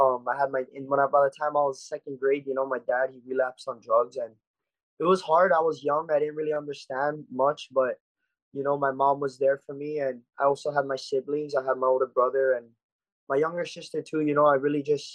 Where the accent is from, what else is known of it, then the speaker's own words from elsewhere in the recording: Oahu, Hawaii, United States; I was born and raised here on Oahu